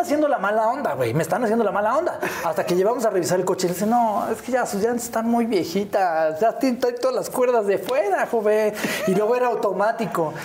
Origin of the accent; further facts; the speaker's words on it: Naucalpan, State of Mexico, Mexico; also born or lived in Miguel Hidalgo, Mexico City; ahí viví yo el primer año de vida y de ahí nos fuimos al hermosísimo y orgulloso pueblo de Satélite. señoras y señores. Yo soy sateluco de Hueso Colorado